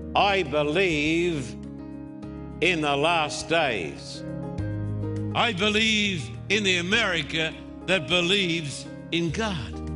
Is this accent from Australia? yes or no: yes; Australia; now in United States; when I was brought up in Australia